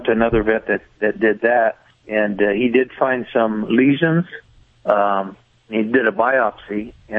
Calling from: Bakersfield, California, United States

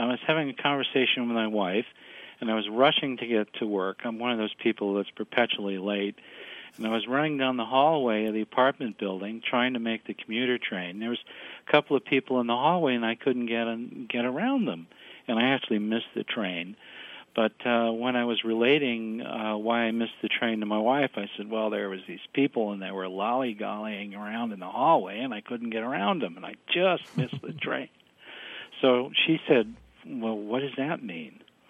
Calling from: New York City, New York, United States; I'm calling from New York City today.

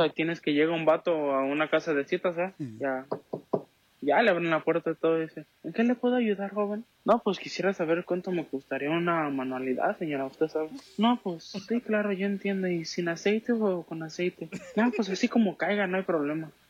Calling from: Seattle, Washington, United States; aquí de Seattle.

